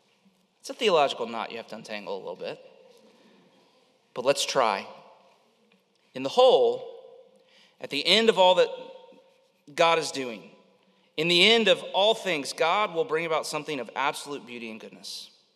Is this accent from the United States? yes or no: yes; Florida, United States; I probably growing up in Florida